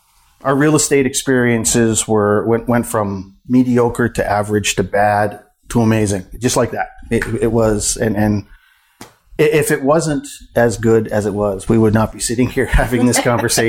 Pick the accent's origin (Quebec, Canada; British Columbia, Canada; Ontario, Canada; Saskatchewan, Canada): Ontario, Canada; yeah, I'm from Northern Ontario